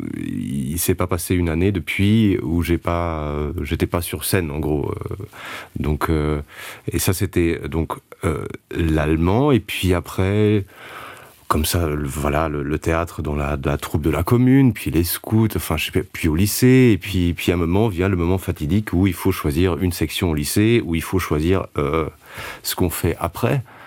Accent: Luxembourg; first language Luxembourgish; French is a second language; moved away as an adult; also born or lived in Liège, Belgium; le luxembourgeois je considérais ça comme ma langue maternelle

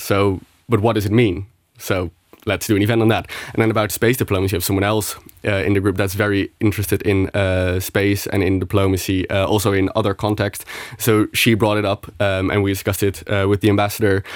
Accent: Netherlands; moved away as an adult; now in Luxembourg; I'm from the Netherlands

